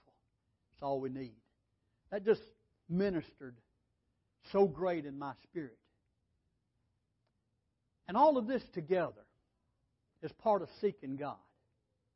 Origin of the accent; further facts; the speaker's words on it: Holly Pond, Alabama, United States; also born or lived in California; I was saved in California and I came back to Alabama down at Holly Pond, Alabama.